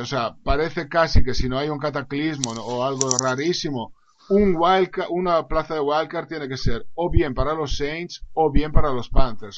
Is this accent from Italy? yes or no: yes; Italy; soy italiano